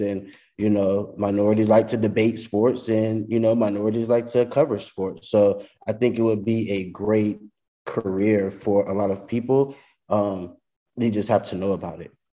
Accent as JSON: {"language": "English", "region": "Louisiana", "country": "United States", "also_born_or_lived": "San Marcos, Texas", "said": "I'm originally from Louisiana, so I was able to come home."}